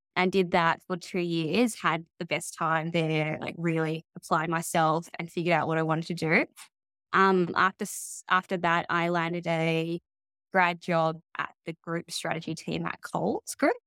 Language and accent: English; Melbourne, Victoria, Australia; I grew up in Melbourne